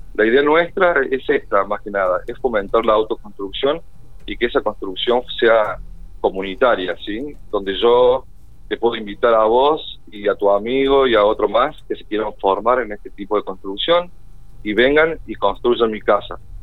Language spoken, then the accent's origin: Spanish; Córdoba, Argentina; moved away as an adult; now in General Pico, Argentina; Yo soy oriundo de Córdoba, sí, hace seis años ya estoy viviendo acá en General Pico